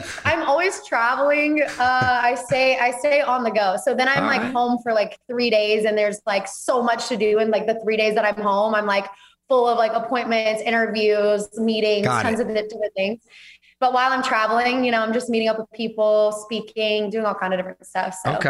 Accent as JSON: {"language": "English", "town": "Auburn", "region": "Alabama", "country": "United States", "tie": "born or raised there", "lives_now": "Texas, United States", "said": "So I grew up, born and raised in Alabama, lived there my whole life, just moved to Texas 6 months ago."}